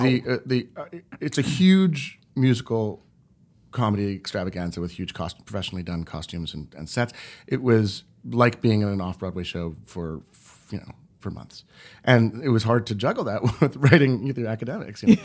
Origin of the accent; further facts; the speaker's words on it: Montreal, Quebec, Canada; now in New York, United States; I grew up in the English-speaking minority of Montreal